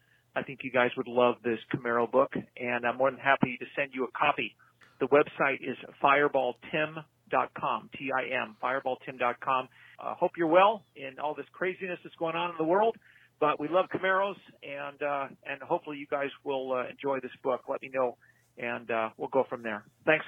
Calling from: Malibu, California, United States; I'm calling from Malibu, California.

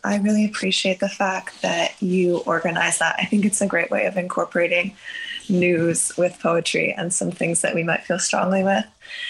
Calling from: New York, United States; I'm calling from New York.

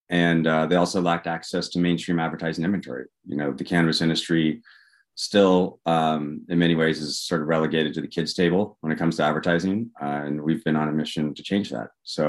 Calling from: Walnut Creek, California, United States; I am in sunny Walnut Creek, California today, near San Francisco.

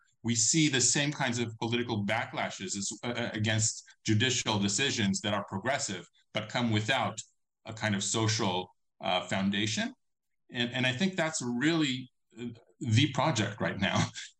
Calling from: Israel; I'm not speaking from nowhere. I'm speaking from Israel

